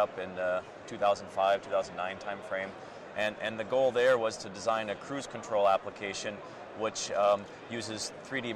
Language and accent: English; Minnesota, United States; also born or lived in Germany; now in Portland, United States; I'm originally from Minnesota, and moved over to Portland then.